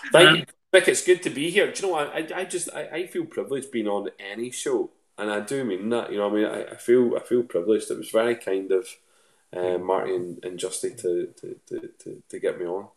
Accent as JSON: {"language": "English", "town": "Lanark", "region": "Scotland", "country": "United Kingdom", "also_born_or_lived": "Northern Ireland", "moved": "yes", "said": "I'm originally from a place just outside of uh, just outside of Lanark. So the closest town to me is Lanark."}